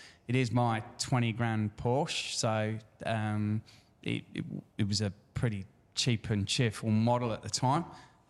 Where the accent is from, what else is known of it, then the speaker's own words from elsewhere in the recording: Leicester, East Midlands, United Kingdom; now in Australia; Originally, a Leicester lad.